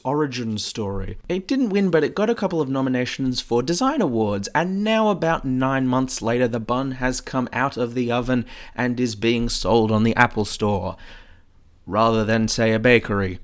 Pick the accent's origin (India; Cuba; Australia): Australia; I'm an Aussie